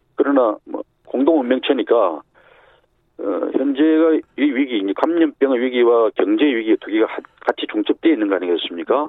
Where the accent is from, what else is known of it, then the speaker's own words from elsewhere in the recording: Busan, South Korea; moved away; also born or lived in Seoul; 제 고향이 부산이니까